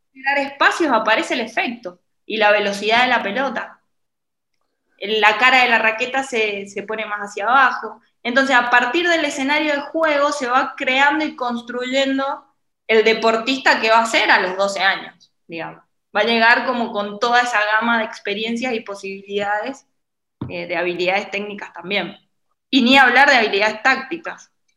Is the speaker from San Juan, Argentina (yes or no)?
yes; San Juan, Argentina; now in Buenos Aires, Argentina; yo soy de San Juan, vivo en Buenos Aires